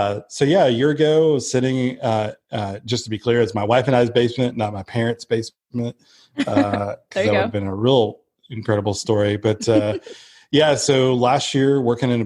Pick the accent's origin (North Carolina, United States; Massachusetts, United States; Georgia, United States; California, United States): Georgia, United States; Blue Ridge; moved away as an adult; I'm from Blue Ridge, Georgia, which is the mountains of Georgia, and grew up there most of my life